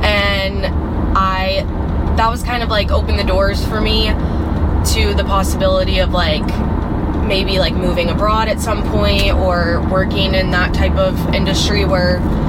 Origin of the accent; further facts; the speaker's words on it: North Carolina, United States; moved away as an adult; now in Naples, United States; I'm from North Carolina originally.